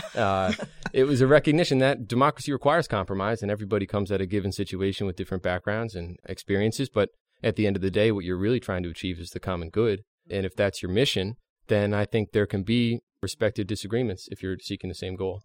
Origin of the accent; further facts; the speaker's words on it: Hershey, Pennsylvania, United States; I'm from Hershey, Pennsylvania.